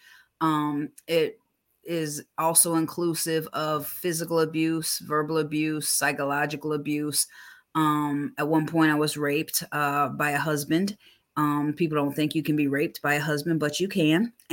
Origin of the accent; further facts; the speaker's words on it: Buffalo, New York, United States; also born or lived in Poconos, Pennsylvania / Metro Atlanta, Georgia; now in Atlanta, United States; I was brought up in Buffalo, New York, and the Poconos before I moved here to Georgia